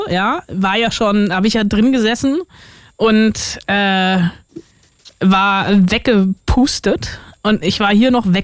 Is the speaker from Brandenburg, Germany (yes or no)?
yes; Brandenburg, Germany; ich bin in Brandenburg groß geworden.